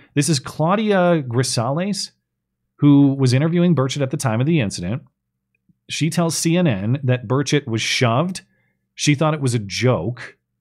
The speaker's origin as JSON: {"language": "English", "town": "Bozeman", "region": "Montana", "country": "United States", "tie": "born or raised there", "said": "right here in my hometown of Bozeman, Montana"}